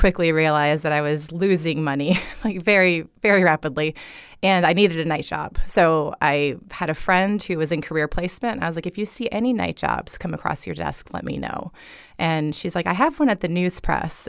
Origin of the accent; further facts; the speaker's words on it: Fort Myers, Florida, United States; I grew up in this town, you know? I'm a Fort Myers girl